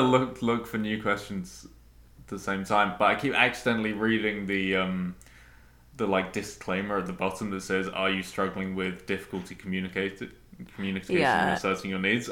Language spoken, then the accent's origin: English; United Kingdom; I'm British